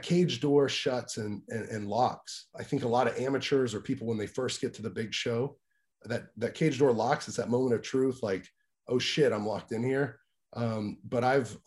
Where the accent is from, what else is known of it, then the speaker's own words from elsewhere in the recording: Greenville, Mississippi, United States; I was born in Greenville, Mississippi